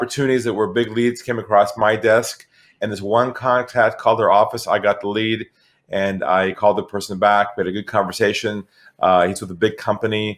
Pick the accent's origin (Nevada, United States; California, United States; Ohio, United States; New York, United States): California, United States; San Diego; moved away as an adult; now in Sydney, Australia; So I'm originally from California, from San Diego